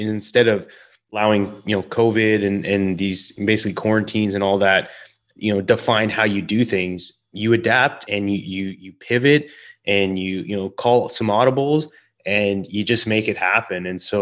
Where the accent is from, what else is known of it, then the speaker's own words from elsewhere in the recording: Canada; So you got a couple Canadians here